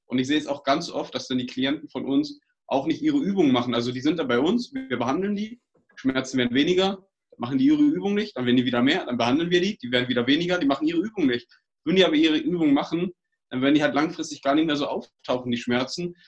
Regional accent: Uckermark, Brandenburg, Germany; Wir kommen aus Brandenburg, aus der Uckermark

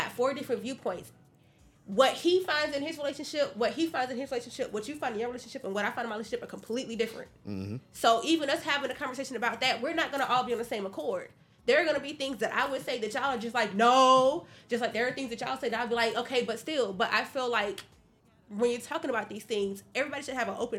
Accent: Georgia, United States; I'm from Georgia. I'm from Georgia.

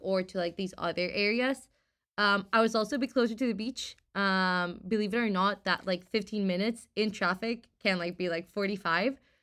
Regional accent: Costa Rica; moved away as an adult; now in San Francisco, United States; from Costa Rica, so I was born

